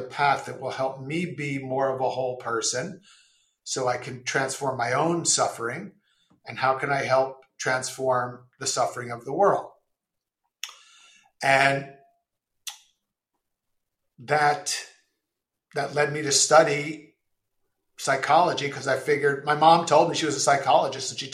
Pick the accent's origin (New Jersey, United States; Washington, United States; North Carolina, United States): New Jersey, United States; Passaic; also born or lived in Clifton, New Jersey; I grew up in Passaic and Clifton.